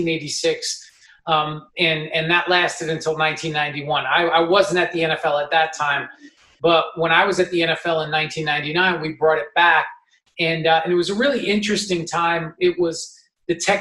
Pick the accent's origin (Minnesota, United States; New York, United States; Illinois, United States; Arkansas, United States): New York, United States; I'm from New York